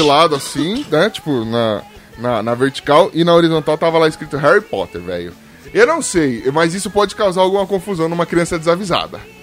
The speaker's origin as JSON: {"language": "Portuguese", "region": "São Paulo", "country": "Brazil", "said": "eu sou de Itaquera, zona leste de São Paulo"}